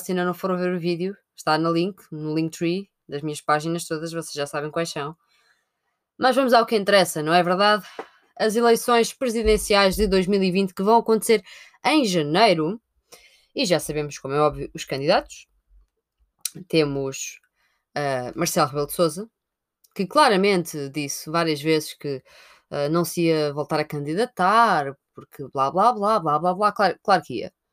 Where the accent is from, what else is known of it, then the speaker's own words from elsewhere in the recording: Sintra, Lisbon, Portugal; eu sou de Sintra